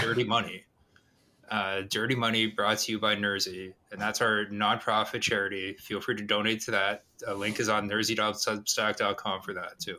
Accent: Canada; I'm Canadian

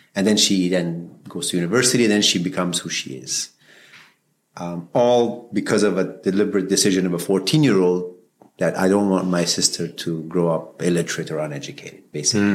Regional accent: Peshawar, Khyber Pakhtunkhwa, Pakistan; also born or lived in Afghanistan; now in Canada; I was born in Pakistan during the peak of the Soviet invasion and the war. And so I grew up in an extremely intense environment

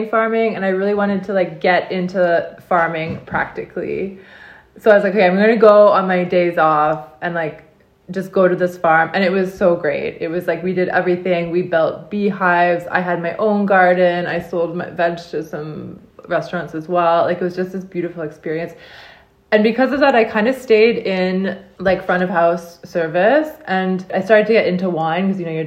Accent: Ottawa, Ontario, Canada; moved away as an adult; also born or lived in Prince Edward County, Canada; now in Jura, France; I was born and I grew up in Ottawa, Canada

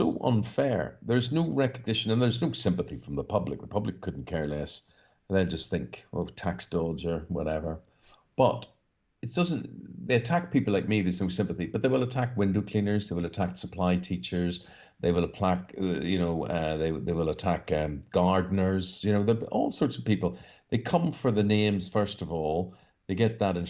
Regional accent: Northern Ireland, United Kingdom; growing up in Northern Ireland

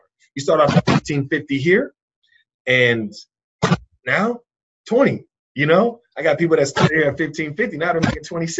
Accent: Richmond, California, United States; I'm from Richmond, California

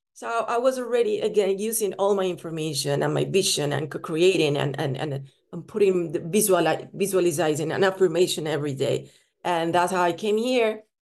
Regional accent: Colombia; moved away; also born or lived in Italy / Spain; I was born in Colombia, and then I moved to Italy.

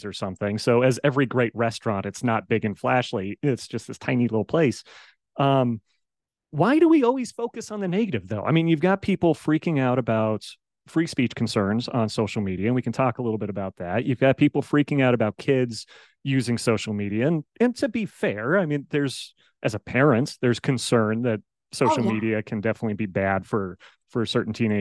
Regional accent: Colorado, United States; now in Las Vegas, United States; I grew up in the Rocky Mountains out in Colorado. Now I live out in Las Vegas

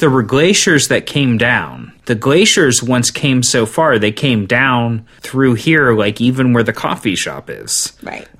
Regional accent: Cincinnati, Ohio, United States; I grew up on the east, the far, far east side of Cincinnati

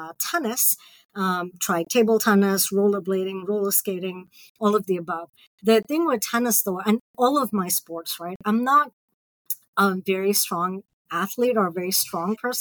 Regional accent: Mumbai, Maharashtra, India; moved away as an adult; also born or lived in Ohio, United States / Peoria, Illinois / United Kingdom; now in Columbus, Indiana, United States; I grew up in Bombay.

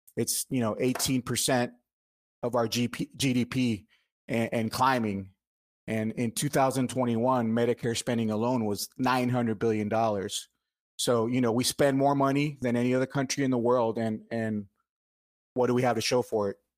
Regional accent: Miami, Florida, United States; moved away as an adult; now in Marietta, United States; I'm Cuban American. I was born in Miami, uh, but I, I now live in Marietta, Georgia, um, since two thousand six

